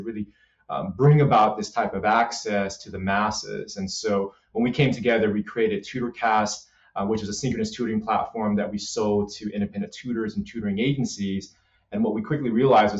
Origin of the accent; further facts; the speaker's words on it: Los Angeles, California, United States; I grew up in South Central LA.